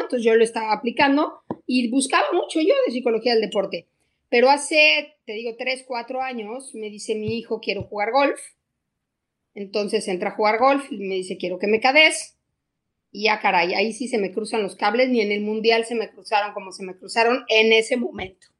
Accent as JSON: {"language": "Spanish", "region": "Querétaro", "country": "Mexico", "also_born_or_lived": "Mexico City", "moved": "as an adult", "said": "a los 18 años me fui a estudiar de Querétaro a México"}